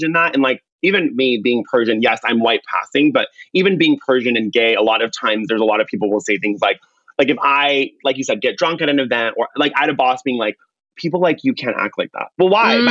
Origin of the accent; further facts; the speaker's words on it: Orange County, California, United States; I grew up in Orange County. I was, you know, one of maybe five people of color in the school.